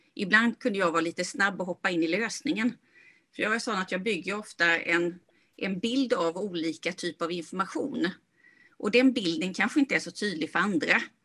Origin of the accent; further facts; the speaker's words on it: Sweden; moved away as an adult; also born or lived in California; jag kommer från Småland då och sen så bodde jag och jobbade i Kalifornien